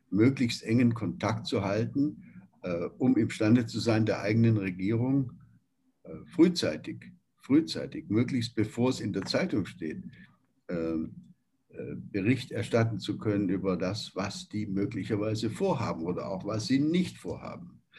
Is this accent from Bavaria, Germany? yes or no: no; Nürtingen, Baden-Württemberg, Germany; also born or lived in Beuren; Ähm, ich bin selbst ja in ganz in der Nähe